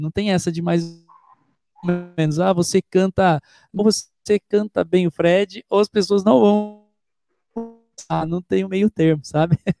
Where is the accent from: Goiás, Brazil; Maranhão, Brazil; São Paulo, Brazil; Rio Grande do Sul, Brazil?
São Paulo, Brazil; Itu; Eu sou da cidade de Itu